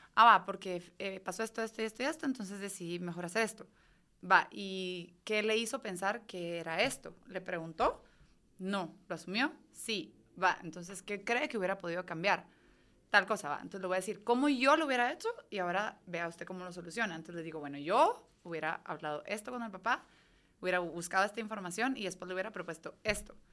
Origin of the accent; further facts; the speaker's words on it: Guatemala; moved away as an adult; yo me fui de Guate para ser nadadora olímpica